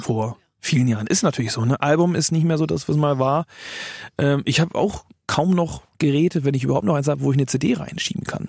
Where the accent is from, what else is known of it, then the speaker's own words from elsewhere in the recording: Germany; als Deutscher, der Englisch singt